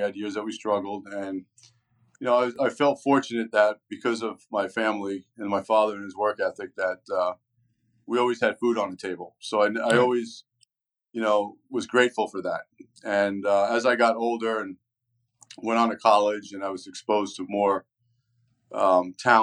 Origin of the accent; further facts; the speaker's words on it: Coral Springs, Florida, United States; also born or lived in New York / Tamarac, Florida; now in Parkland, United States; I was born in New York, but when I was 10 years old or 9 years old, my parents moved down to Florida and transplanted us from New York